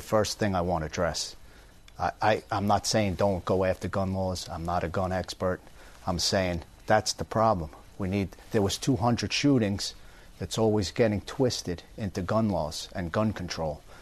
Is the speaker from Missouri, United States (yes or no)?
no; Long Island, New York, United States; now in Florida, United States; I grew up in Long Island